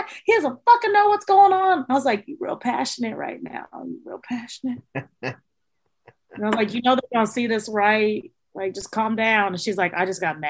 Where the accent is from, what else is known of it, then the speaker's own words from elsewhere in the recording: San Antonio, Texas, United States; we're from San Antonio.